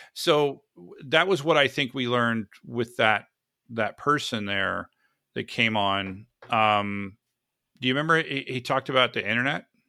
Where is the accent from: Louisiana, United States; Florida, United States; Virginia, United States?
Florida, United States; now in San Diego, United States; I am from Florida. originally from Florida